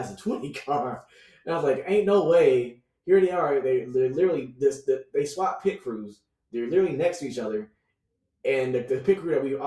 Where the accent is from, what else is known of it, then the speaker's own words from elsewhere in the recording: Atlanta, Georgia, United States; knowing I'm from Atlanta, knowing I want Chase win because I'm from Georgia.